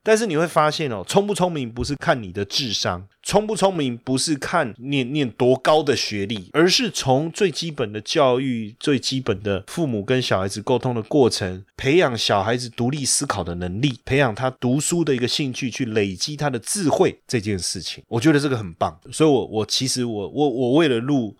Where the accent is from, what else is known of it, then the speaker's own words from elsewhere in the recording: Taiwan; 那我当然就说我来自台湾